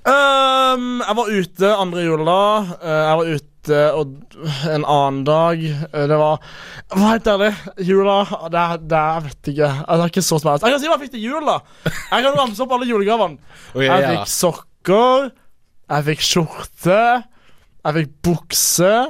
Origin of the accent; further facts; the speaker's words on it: Kristiansand, Agder, Norway; moved away as an adult; now in Bergen, Norway; jeg har vært hjemme i Kristiansand.